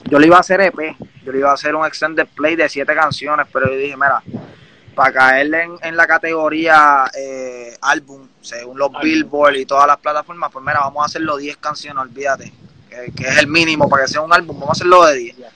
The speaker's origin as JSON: {"language": "Spanish", "town": "Canóvanas", "country": "Puerto Rico", "also_born_or_lived": "Orlando", "said": "Las Magas, Palmasola."}